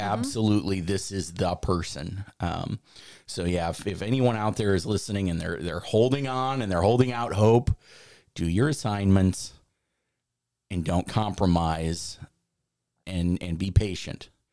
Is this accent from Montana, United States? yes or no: no; Chicago, Illinois, United States; now in Florida, United States; I grew up in Chicago